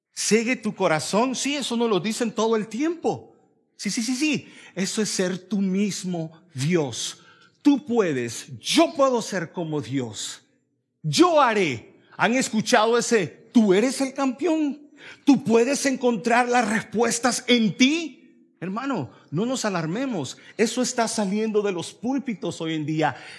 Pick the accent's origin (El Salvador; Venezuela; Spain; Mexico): El Salvador; now in Raleigh, United States; yo soy salvadoreño